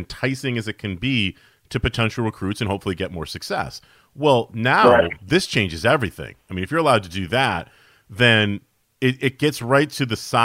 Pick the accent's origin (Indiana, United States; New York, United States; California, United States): New York, United States; Syracuse; I grew up in Syracuse, New York